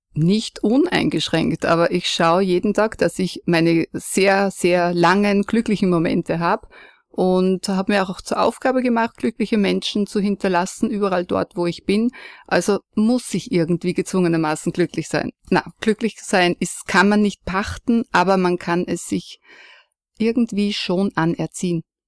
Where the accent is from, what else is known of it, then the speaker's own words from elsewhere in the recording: foot of the Gaisberg, Salzburg, Austria; aufgewachsen bin ich am Fuße des Geisbergs neben einem Bauernhof